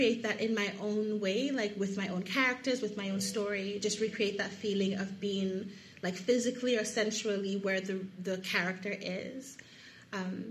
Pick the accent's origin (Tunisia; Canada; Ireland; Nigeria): Nigeria; Lagos; moved away as an adult; also born or lived in United States; I'm from Lagos, Nigeria, and I was home for 7 months